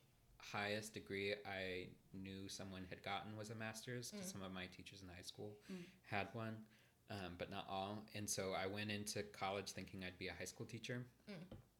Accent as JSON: {"language": "English", "region": "Midwest", "country": "United States", "moved": "yes", "said": "being a Midwesterner and like a rural Midwesterner"}